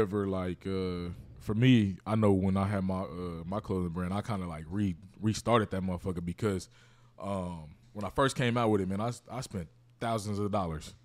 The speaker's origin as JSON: {"language": "English", "town": "Kansas City", "region": "Missouri", "country": "United States", "said": "I'm from Kansas City"}